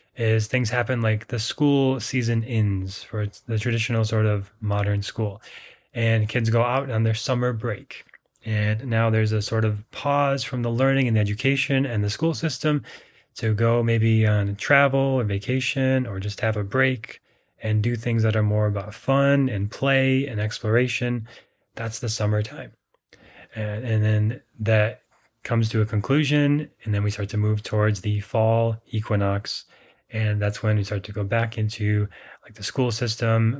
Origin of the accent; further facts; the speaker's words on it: Minnesota, United States; I grew up in Minnesota